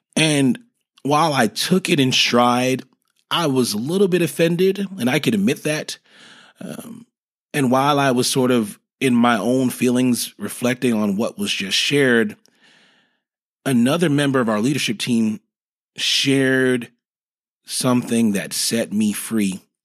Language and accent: English; New York, United States; moved away as an adult; now in Dallas, United States; I'm originally from New York